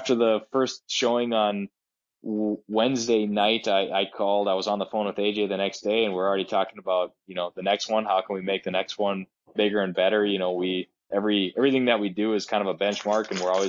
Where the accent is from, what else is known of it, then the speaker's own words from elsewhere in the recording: Duluth, Minnesota, United States; my hometown of Duluth